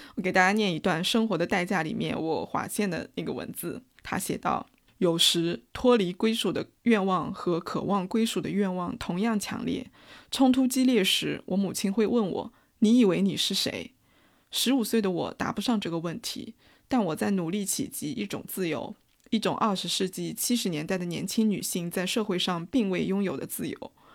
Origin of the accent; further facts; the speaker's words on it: China; 我们中国人